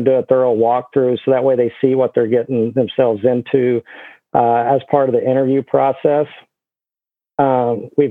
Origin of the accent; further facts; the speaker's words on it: Guymon, Oklahoma, United States; I grew up in Guymon, Oklahoma